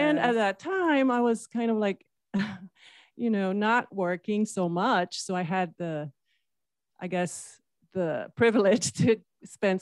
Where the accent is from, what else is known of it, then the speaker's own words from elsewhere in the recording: Brazil; moved away as an adult; now in United States; I'm from Brazil, from the coast side.